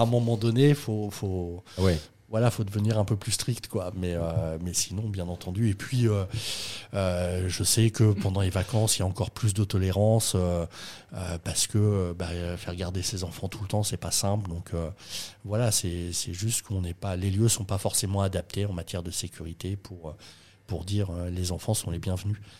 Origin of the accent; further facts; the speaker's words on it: Rouen, Normandy, France; quand tu es normand, que tu viens de Rouen